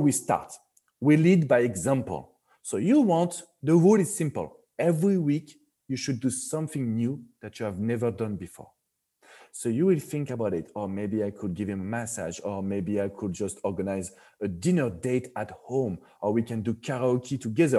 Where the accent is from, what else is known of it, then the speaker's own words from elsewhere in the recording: France; accent: French; English is a second language; moved away as an adult; now in Florida, United States; French people, we like to touch.